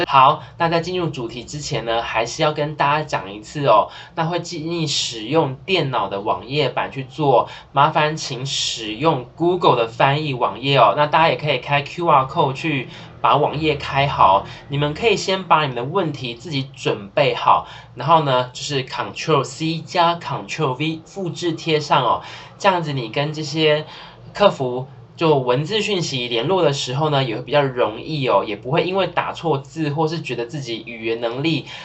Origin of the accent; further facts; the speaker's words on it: Taiwan; 身为台湾人